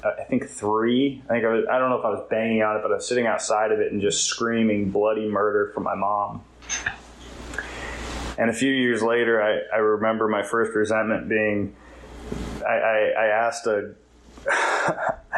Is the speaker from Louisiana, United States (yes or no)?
no; California, United States; now in Wilmington, United States; I live in Wilmington. I'm from California